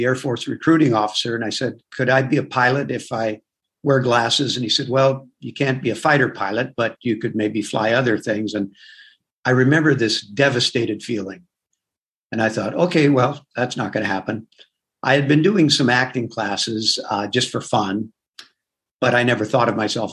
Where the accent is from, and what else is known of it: Southern California, United States; born or raised there; also born or lived in Manchester, New Hampshire / New York